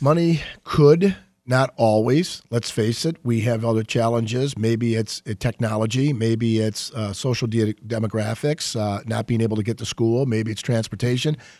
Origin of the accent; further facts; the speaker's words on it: Saint Clair Shores, Michigan, United States; I grew up in Saint Clair Shores, and, um, I practiced law thirty years in Macomb County. I'm homegrown in Macomb. I never left